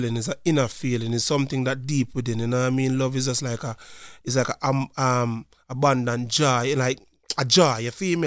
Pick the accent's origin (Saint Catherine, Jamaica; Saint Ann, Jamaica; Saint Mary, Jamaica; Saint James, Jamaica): Saint James, Jamaica; Montego Bay; moved away as an adult; now in Lancaster, United States; I'm from a place called Montego Bay, Jamaica